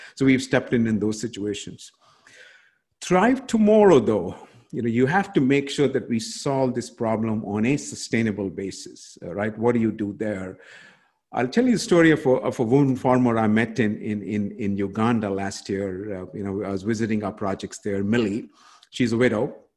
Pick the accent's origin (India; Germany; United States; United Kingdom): India; moved away; in my home country of india where i grew up